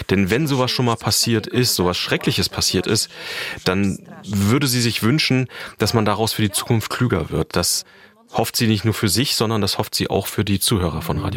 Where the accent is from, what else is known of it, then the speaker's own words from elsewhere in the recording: Germany; Ich bin in der DDR aufgewachsen, deshalb ist das ein Thema, was mich wirklich persönlich beeindruckt.